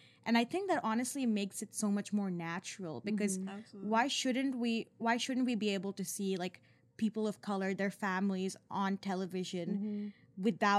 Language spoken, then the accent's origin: English; Singapore; But I am from Singapore, and I kind of grew up in a very similar culture.